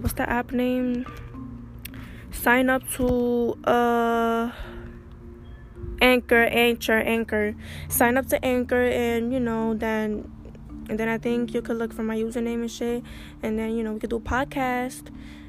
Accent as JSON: {"language": "English", "region": "New York", "country": "United States", "said": "I'm from New York"}